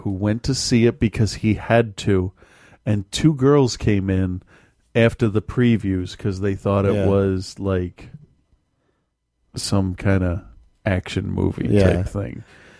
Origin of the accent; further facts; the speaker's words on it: Malden, Massachusetts, United States; I grew up